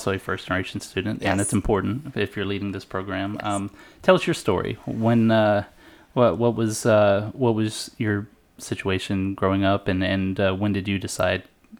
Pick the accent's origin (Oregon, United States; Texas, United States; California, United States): Texas, United States; I'm from Texas.